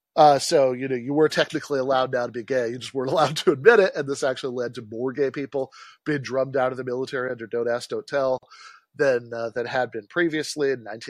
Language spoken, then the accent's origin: English; East Lansing, Michigan, United States; I grew up in East Lansing